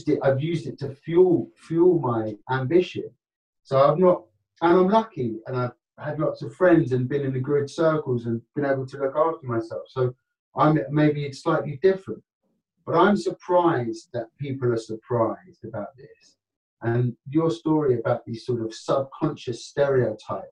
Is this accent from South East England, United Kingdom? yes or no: yes; Kent, South East England, United Kingdom; also born or lived in London; I was born in London, but I grew up in Kent